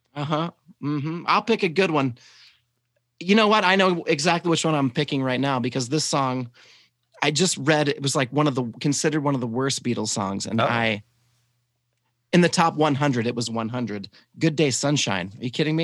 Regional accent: the South, United States; I was raised in the South and I'm just trying to cover up my accent

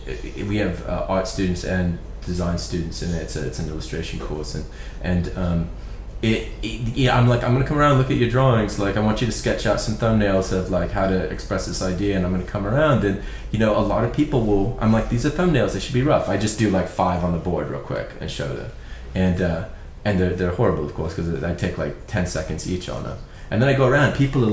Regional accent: Ireland; So I'm from Ireland, and like, Ireland's kind of like the poor relations of England.

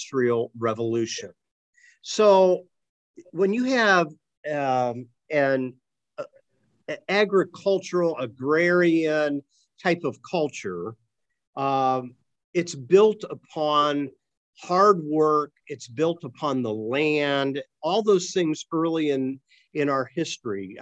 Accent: Akron, Ohio, United States; when I was growing up in Akron, the rubber industry owned the town

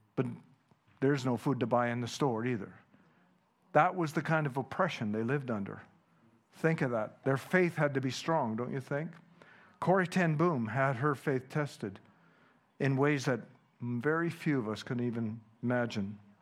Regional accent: Canada; first language Dutch; English is a second language; I was born in Canada

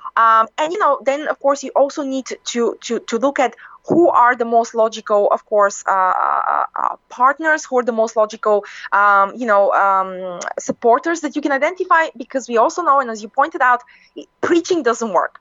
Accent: Bulgaria; I come from from Bulgaria, you know, um, you know, an Eastern European country

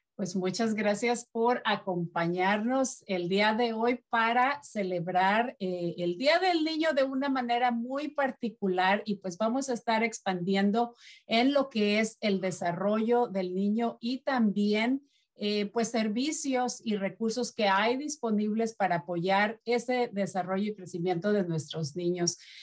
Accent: Mexico; moved away; de mi país, que es de México

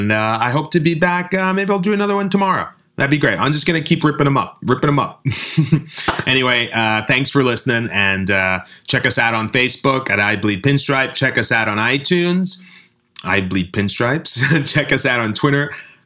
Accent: New York City, New York, United States; also born or lived in Brooklyn; since I was born in the Bronx, and even though I lived in Brooklyn for the last 20 years

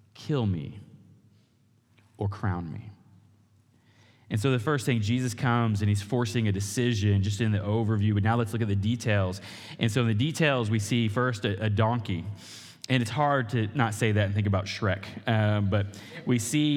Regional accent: Oklahoma, United States; I grew up in Oklahoma

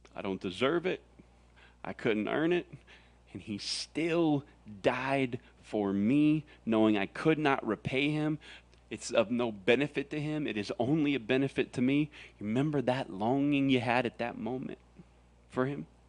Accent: Florida, United States; now in Arizona, United States; I grew up in Florida

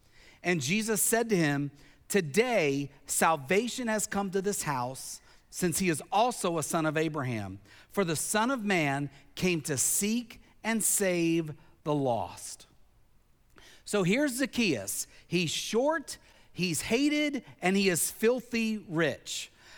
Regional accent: Tennessee, United States; also born or lived in Pennsylvania; Now, when I was a child, growing up in Tennessee, growing up in Pennsylvania, I climbed a lot of trees.

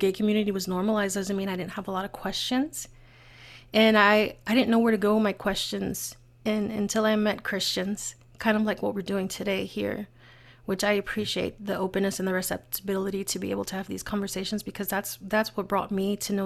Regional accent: New York City, New York, United States; I'm born and raised in the Bronx

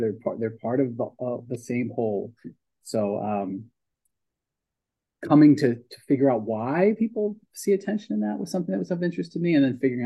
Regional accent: Pennsauken, New Jersey, United States; also born or lived in Philadelphia, Pennsylvania; grew up in Pensauken over in New Jersey

